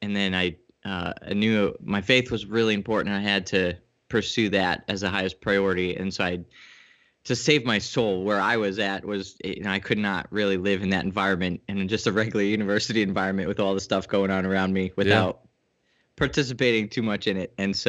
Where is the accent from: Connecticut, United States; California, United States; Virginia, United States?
Connecticut, United States; Yeah, I'm in Connecticut. I grew up in Connecticut, and then I kind of traveled around a bit and took me everywhere, and then I kind of landed back here.